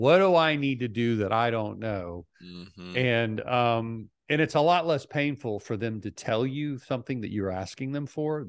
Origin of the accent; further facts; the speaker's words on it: Idaho, United States; I'm from Idaho.